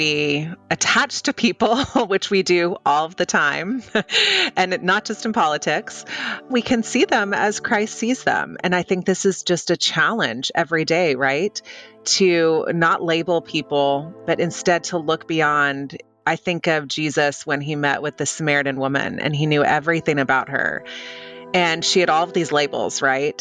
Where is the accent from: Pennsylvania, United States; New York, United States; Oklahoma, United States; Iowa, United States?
Oklahoma, United States; also born or lived in Europe; now in Washington, D.C., United States; I grew up in Oklahoma.